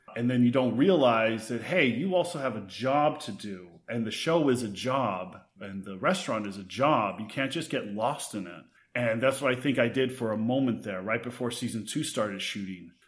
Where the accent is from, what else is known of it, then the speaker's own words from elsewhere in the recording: Texas, United States; now in West Hollywood, United States; I grew up in Texas, but home for me is West Hollywood.